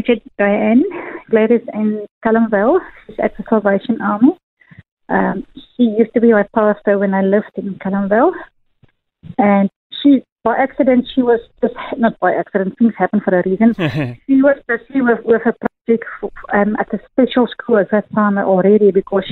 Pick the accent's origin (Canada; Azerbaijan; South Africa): South Africa; first language Afrikaans; English is a second language; moved away; my first language, Afrikaans